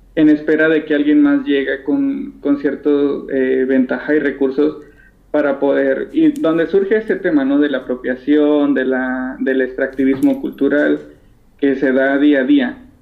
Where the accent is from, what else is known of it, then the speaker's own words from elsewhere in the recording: Mexico; aquí en México